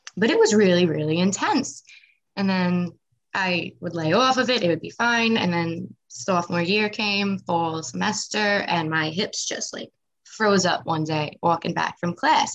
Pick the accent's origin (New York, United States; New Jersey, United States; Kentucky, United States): New York, United States; Nassau County, Long Island; also born or lived in Wantagh, New York / Massapequa, New York / Manorville, New York; I grew up though in Nassau County